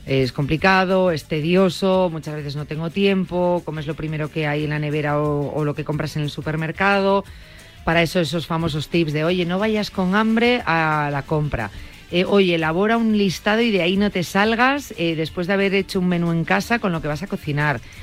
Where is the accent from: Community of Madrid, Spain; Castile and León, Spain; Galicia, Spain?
Galicia, Spain; Vigo